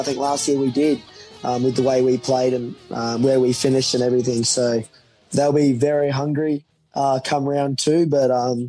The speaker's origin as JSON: {"language": "English", "town": "Brisbane", "region": "Queensland", "country": "Australia", "tie": "born or raised there", "moved": "yes", "lives_now": "Gold Coast, Australia", "said": "I grew up in Brizzy."}